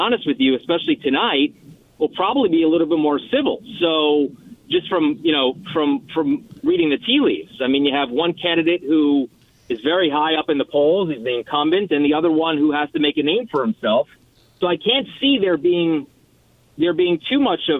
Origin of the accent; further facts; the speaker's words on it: New York City, New York, United States; now in Indianapolis, United States; I grew up. I'm a New Yorker